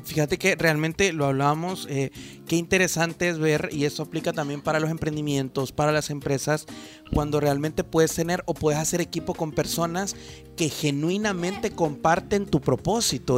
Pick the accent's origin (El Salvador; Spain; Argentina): El Salvador; nosotros como, como salvadoreños, como jóvenes